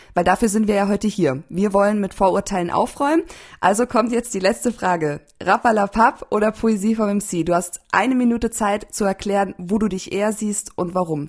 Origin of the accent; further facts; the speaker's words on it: Landshut, Bavaria, Germany; moved away as an adult; also born or lived in Berlin; now in Leipzig, Germany; Ich bin aus, ich bin in Landshut aufgewachsen